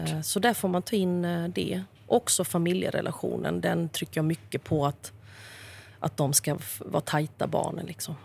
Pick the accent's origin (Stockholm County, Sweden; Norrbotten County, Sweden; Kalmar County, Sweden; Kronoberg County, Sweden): Kronoberg County, Sweden; Växjö; i Kronobergs slottsruin i Växjö där jag är född